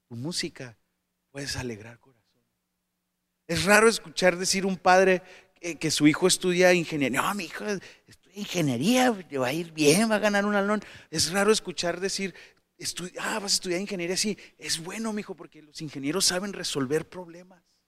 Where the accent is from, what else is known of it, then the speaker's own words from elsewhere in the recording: Tijuana, Baja California, Mexico; also born or lived in Sonora; soy tijuanense y mexicano